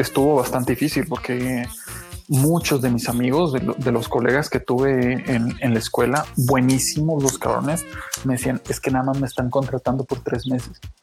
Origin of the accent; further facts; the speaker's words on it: Mexico; pues soy de México